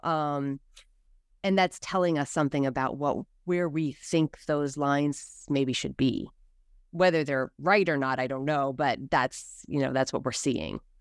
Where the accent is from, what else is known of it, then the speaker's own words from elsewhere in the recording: United States; as American